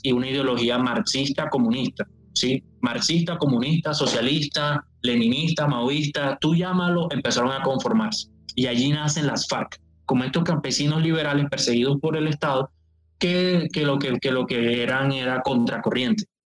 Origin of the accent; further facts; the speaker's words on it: Colombian Caribbean coast, Colombia; un cartagenero, o sea, costeño, más o menos así como yo